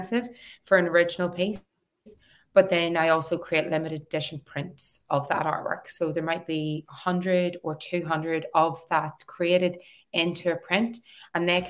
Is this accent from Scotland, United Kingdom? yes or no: no; Newry, Northern Ireland, United Kingdom; moved away as an adult; also born or lived in Belfast / Australia; back in my hometown as an artist running workshops.